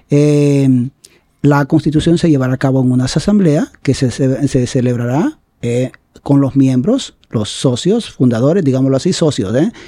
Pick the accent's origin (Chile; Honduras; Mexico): Honduras; San Francisco, Atlántida; en mi pueblo, a quien amo tanto y quiero tanto, San Francisco Atlántida